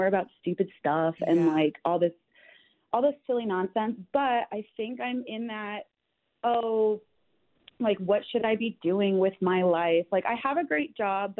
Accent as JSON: {"language": "English", "region": "New Jersey", "country": "United States", "tie": "born or raised there", "said": "I'm from New Jersey"}